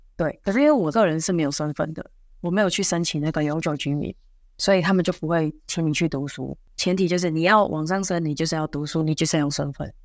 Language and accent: Chinese; Taiwan; moved away as an adult; now in Singapore; 我不是中国人，我是台湾人